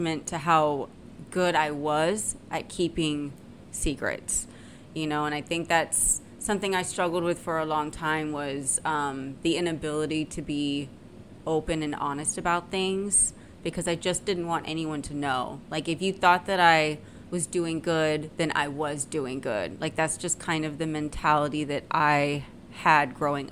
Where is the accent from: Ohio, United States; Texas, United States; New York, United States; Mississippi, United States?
Texas, United States; San Antonio; I'm from San Antonio, Texas, right? And I lived in a, you know, upper middle class neighborhood